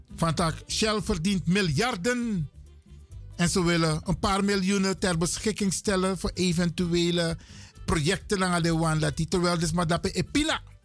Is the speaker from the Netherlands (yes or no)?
no; Suriname; we zijn Surinamers